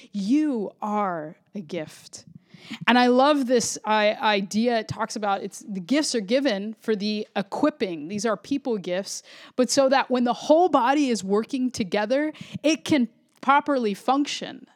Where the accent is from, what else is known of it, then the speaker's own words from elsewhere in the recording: the suburbs of Florida, United States; also born or lived in Puerto Rico (ancestry); I grew up in the suburbs of Florida